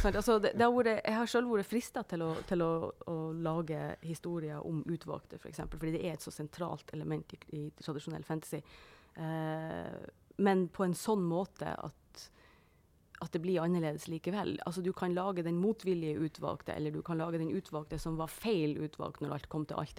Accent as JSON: {"language": "Norwegian", "region": "Northern Norway", "country": "Norway", "said": "det er helt vanlig for oss hjemme i Nord-Norge å si at du slokner på sofaen og sånn"}